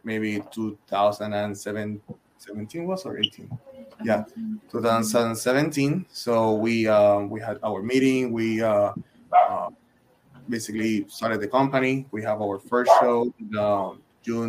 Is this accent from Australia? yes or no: no; Puerto Rico; moved away as an adult; I'm originally from Puerto Rico